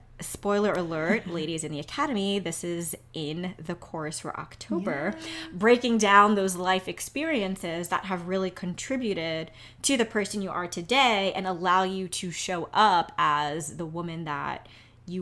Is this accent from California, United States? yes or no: no; New York City, New York, United States; I'm from New York